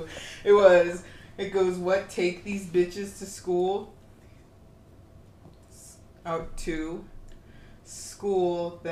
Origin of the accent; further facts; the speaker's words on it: Colorado, United States; Maybe it's because I'm from Colorado